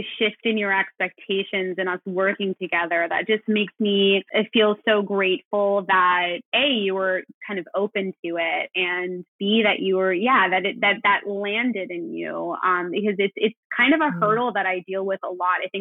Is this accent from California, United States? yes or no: yes; Los Angeles, California, United States; moved away as an adult; I'm from Los Angeles and I moved away for college and grad school.